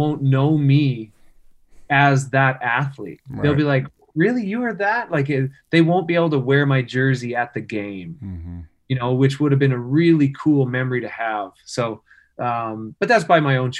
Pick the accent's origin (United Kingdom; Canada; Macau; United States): Canada; Wawota, Saskatchewan; moved away; my hometown of Wawota